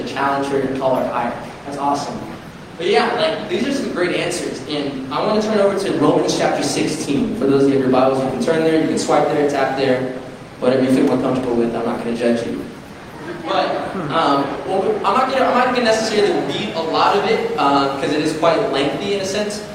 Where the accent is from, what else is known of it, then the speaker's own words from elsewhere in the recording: Glendale, California, United States; moved away as an adult; now in Orange County, United States; I grew up in Glendale with my parents